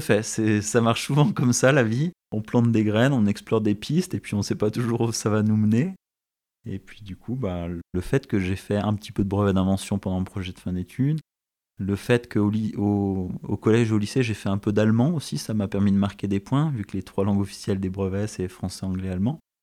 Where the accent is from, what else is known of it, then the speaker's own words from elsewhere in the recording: Saint-Étienne, Auvergne-Rhône-Alpes, France; also born or lived in Paris; je suis stéphanois d'origine, j'y suis né en 1982 et j'ai vécu une bonne partie de, de ma vie